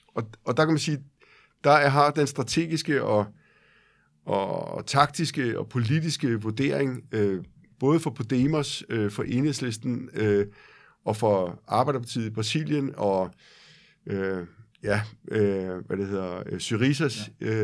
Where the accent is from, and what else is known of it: Copenhagen, Capital Region of Denmark, Denmark